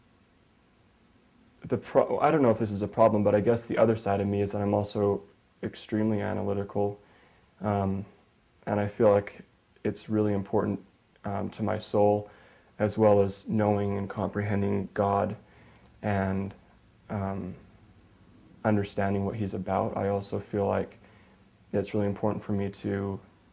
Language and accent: English; Salt Lake City, Utah, United States; also born or lived in Minnesota; I'm from Salt Lake City, Utah